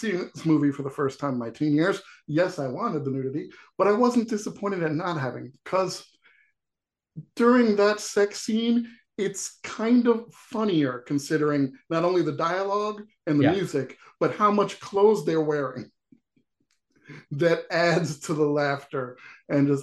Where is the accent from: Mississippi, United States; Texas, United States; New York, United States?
New York, United States; where I grew up in New York